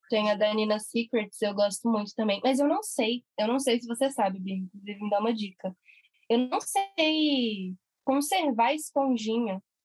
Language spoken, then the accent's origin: Portuguese; Brasília, Federal District, Brazil; a gente é de Brasília